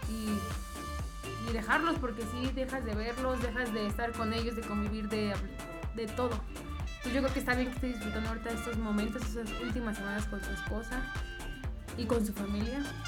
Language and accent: Spanish; Mexico; aunque somos mexicanos